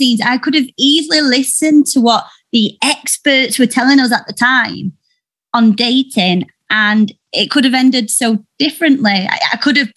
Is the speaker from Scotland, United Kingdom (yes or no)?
no; Yorkshire and the Humber, United Kingdom; I'm from Yorkshire